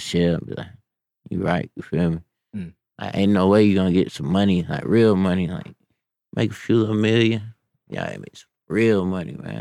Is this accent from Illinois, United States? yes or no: no; Humble, Texas, United States; moved away as an adult; now in Atlanta, United States; I was from Humble